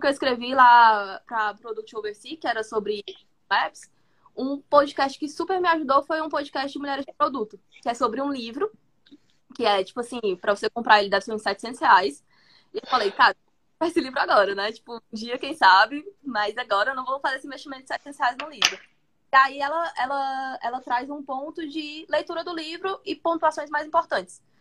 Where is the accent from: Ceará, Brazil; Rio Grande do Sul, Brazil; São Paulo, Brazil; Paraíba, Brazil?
Ceará, Brazil; Fortaleza; sou de Fortaleza, Ceará